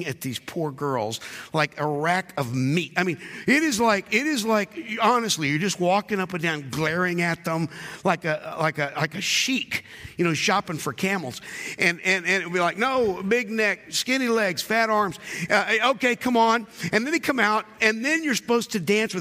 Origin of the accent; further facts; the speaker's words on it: North Carolina, United States; I grew up in North Carolina